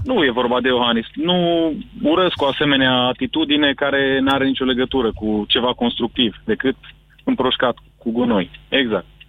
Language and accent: Romanian; Sibiu, Sibiu County, Romania; Eu sunt din Sibiu